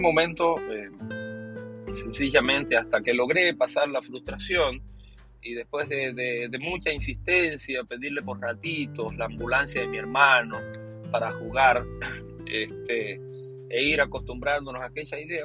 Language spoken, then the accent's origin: Spanish; Potrerillo, Cuba; esa es mi niñez, esa es mi niñez en Cuba